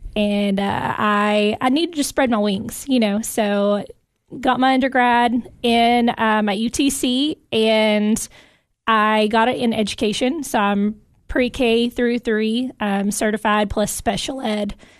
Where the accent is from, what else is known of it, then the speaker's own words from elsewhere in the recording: Jackson County, near Cookeville, Tennessee, United States; also born or lived in Dominican Republic; I am originally from Jackson County. Grew up on a farm about twenty minutes outside of Cookville towards Dawson's Branch